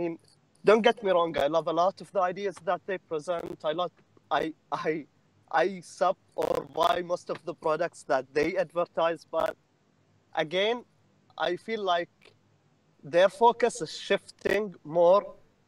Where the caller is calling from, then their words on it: Saudi Arabia; English is a second language; Saudi Arabia.